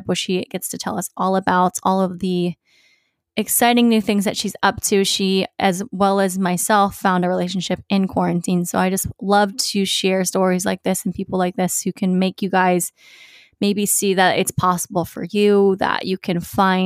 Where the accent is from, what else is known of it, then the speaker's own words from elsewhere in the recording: Virginia Beach, Virginia, United States; moved away; going home to my hometown, Virginia Beach.